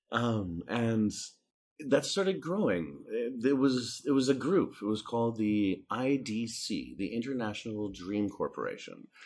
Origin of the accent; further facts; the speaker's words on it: Canada; moved away; also born or lived in Saskatoon, Saskatchewan / Texas; I started in Canada. I'm, I'm Canadian